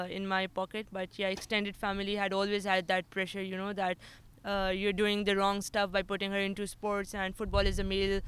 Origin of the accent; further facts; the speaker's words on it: Islamabad, Islamabad Capital Territory, Pakistan; I belong from the capital